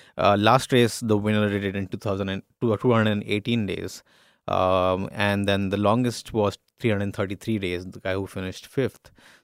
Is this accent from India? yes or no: yes; India; I'm Indian